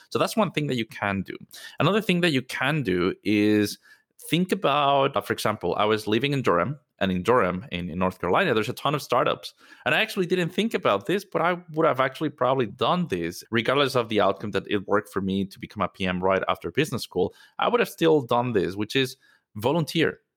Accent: Mexico City, Mexico; moved away as an adult; I'm originally from Mexico. Mexico City is home for me.

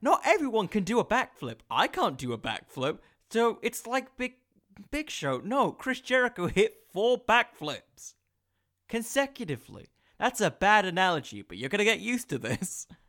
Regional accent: England, United Kingdom; I'm from England, you idiot!

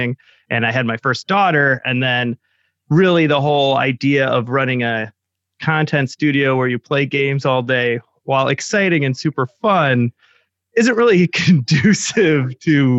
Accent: Chicago, Illinois, United States; being from Chicago, everybody there does improv

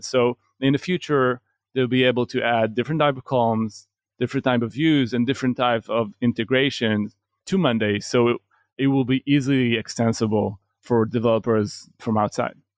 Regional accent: Israel; we're from Israel

